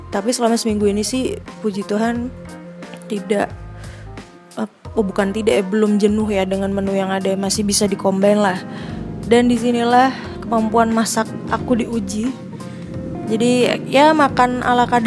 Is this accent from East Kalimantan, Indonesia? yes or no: no; Magelang, Central Java, Indonesia; also born or lived in Jakarta; jadi aku memang lahir di Jakarta tapi besar dan berkembang berkembang secara fisik dan juga pola pikirnya mindsetnya di Magelang, sebuah kota kecil yang dikenal sebagai kota Taru